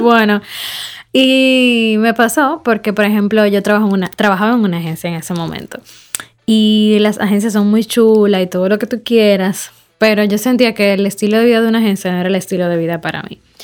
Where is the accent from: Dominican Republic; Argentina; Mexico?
Dominican Republic; yo soy una dominicana, eh, joven, empresaria